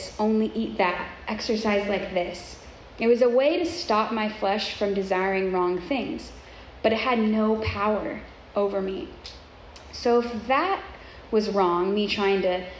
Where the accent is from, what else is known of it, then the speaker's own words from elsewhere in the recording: Southern California, United States; I grew up in Southern California, which is known for Hollywood, beauty, fashion, all things like that.